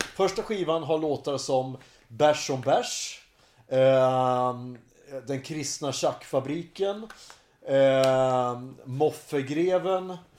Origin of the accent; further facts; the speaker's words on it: Hudiksvall, Gävleborg County, Sweden; moved away as an adult; also born or lived in Uppsala; i Hälsingland så hade vi inte så mycket att göra förutom att supa och knulla